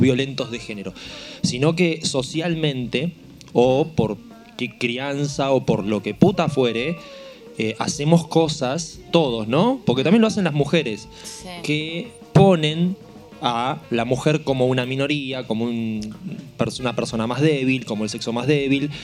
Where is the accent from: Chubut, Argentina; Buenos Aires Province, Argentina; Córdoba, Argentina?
Buenos Aires Province, Argentina; Marcos Paz; Yo me crié en Marcos Paz, que es un pueblo